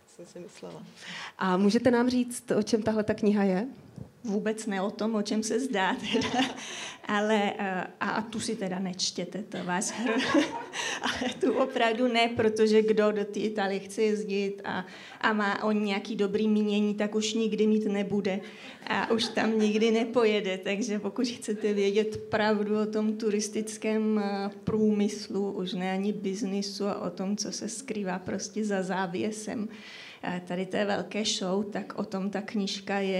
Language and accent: Czech; Czechia; já jsem rodačka ze Šumavy, ale hlavně teda odtud pochází moje rodina už po několik generací